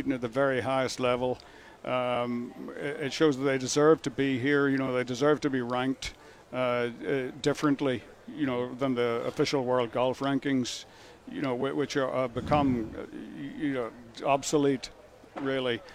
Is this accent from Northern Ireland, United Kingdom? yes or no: yes; Northern Ireland, United Kingdom; I grew up in Northern Ireland